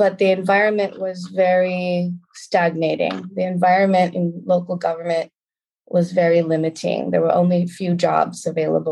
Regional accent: Concord, California, United States; moved away as an adult; also born or lived in New York; now in Lisbon, Portugal; I was raised in a suburb of San Francisco called Concord, California.

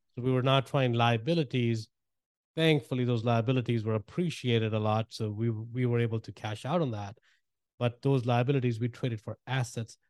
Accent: India; moved away as an adult; I grew up in India and, uh, moved here a while back, man, about twenty-two years ago

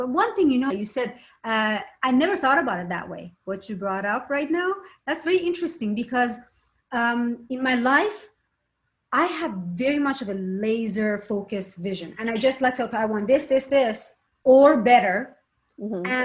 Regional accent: Shiraz, Fars, Iran; also born or lived in Tehran; I was born in Tehran, and then we moved to Shiraz

